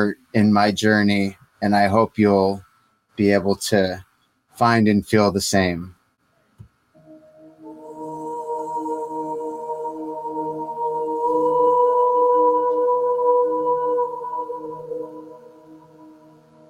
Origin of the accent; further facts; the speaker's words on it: Michigan, United States; I grew up in Michigan